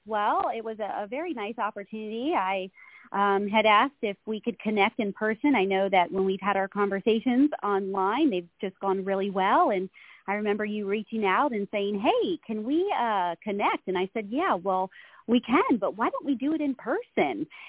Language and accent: English; Florida, United States; moved away as an adult; now in California, United States; I was actually I was born and raised in Florida